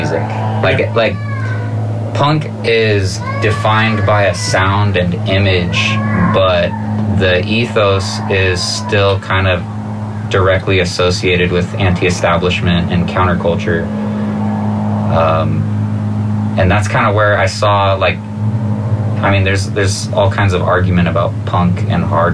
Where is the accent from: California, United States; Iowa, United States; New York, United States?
California, United States; Santa Cruz; also born or lived in Watsonville, California / San Jose, California; Originally from Santa Cruz, California. I lived there until I was 14. And then I spent all of my transformative years in San Jose.